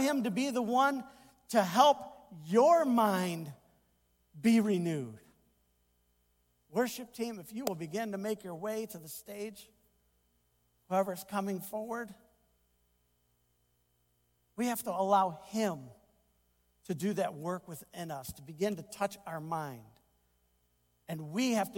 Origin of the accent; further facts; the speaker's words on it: United States; I enjoy being an American